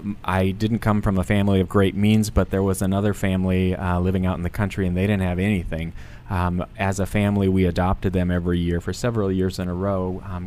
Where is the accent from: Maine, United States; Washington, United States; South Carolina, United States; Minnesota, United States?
Minnesota, United States; southern; moved away; I grew up in a little town, 704 people in southern Minnesota.